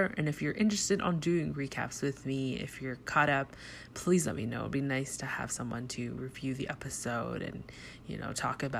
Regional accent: Toronto, Ontario, Canada; I'm from Toronto, Canada

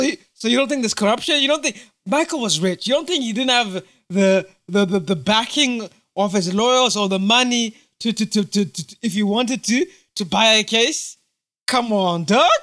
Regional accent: United Kingdom; also born or lived in Zimbabwe; am British Zimbabwean, British uh, British African Zimbabwean

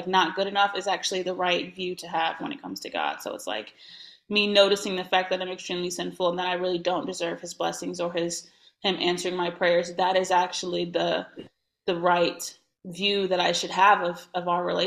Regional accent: Indiana, United States; I'm from Indiana

